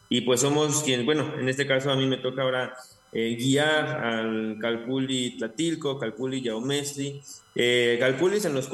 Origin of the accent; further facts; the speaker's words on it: Mexico; nuestra formación mexica tolteca, que pues es como una parte muy importante de nuestra, de nuestra nación como mexicanos.